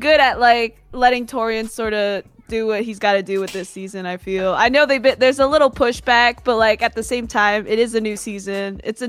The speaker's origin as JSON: {"language": "English", "region": "New York", "country": "United States", "said": "I'm not from Detroit. I'm from New York"}